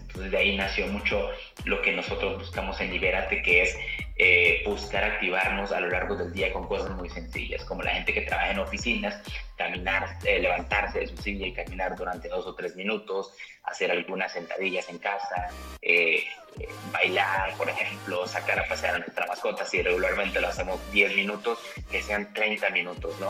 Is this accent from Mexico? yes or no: yes; Mexico; como población mexicana